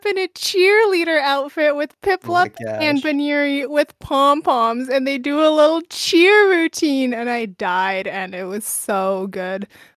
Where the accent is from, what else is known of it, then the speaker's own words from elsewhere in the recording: Canada; I'm Canadian, so I don't know what y'all are on about.